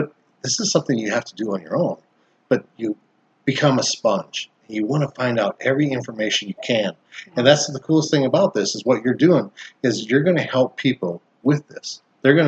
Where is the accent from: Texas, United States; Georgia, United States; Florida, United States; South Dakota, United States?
South Dakota, United States; moved away; I came from South Dakota, you know, and we had an orchard in the back